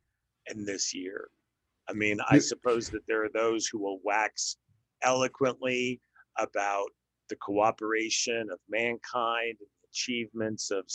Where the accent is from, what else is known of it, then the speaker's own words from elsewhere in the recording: Denver, Colorado, United States; moved away as an adult; also born or lived in Midwest / Portland; now in Texas, United States; I grew up in Denver, born in the Midwest and, grew up in Denver.